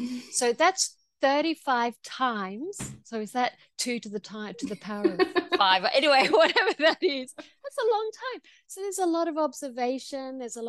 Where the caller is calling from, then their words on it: Queensland, Australia; I'm calling from Gubbi Gubbi country. So I'm in Queensland, Australia.